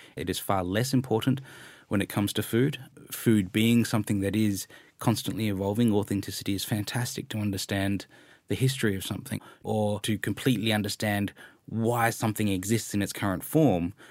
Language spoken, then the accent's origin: English; Australia; also born or lived in Malaysia; growing up in Malaysia and Australia